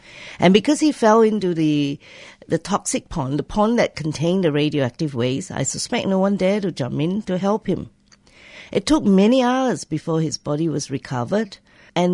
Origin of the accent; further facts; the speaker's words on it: Kuantan, Pahang, Malaysia; But it is still bad in that it gave Kuantan, as my hometown, a very bad reputation.